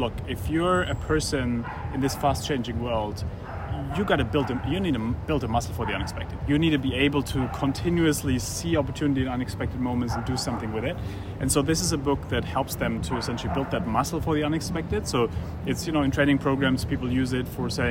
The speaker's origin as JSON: {"language": "English", "country": "Germany", "tie": "born or raised there", "said": "I grew up in Germany"}